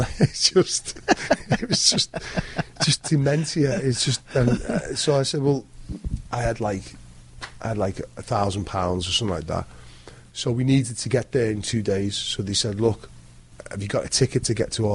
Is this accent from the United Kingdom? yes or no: yes; Liverpool, North West England, United Kingdom